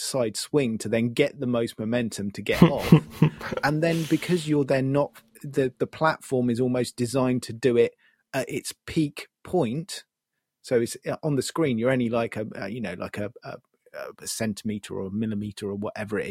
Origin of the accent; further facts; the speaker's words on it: United Kingdom; being British